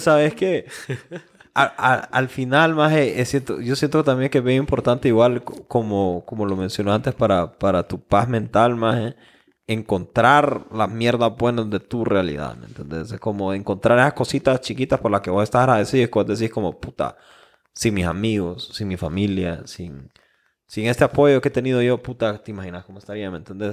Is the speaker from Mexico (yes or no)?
no; Honduras; nosotros como hondureños